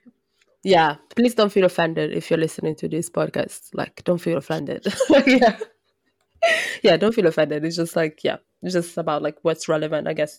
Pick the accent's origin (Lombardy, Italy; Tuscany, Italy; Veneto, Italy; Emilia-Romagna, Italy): Lombardy, Italy; Brescia; moved away; I come from Brescia